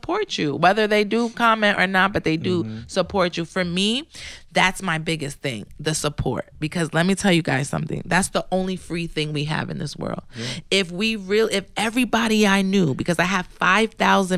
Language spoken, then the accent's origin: English; New Jersey, United States; I'm a girl from Jersey. I'm a girl from Jersey